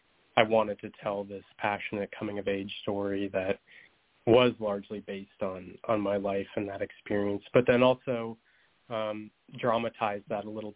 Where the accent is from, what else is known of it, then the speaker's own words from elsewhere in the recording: Minnesota, United States; my experiences coming out in Montana to a group of friends there, and also my time growing up in Minnesota